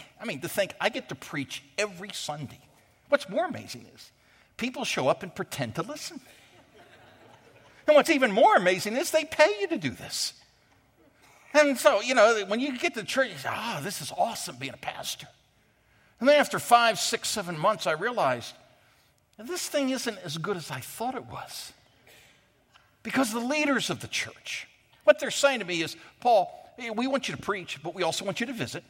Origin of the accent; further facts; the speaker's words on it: United States; we as Americans, out of all the Christians in the world, are the most blessed people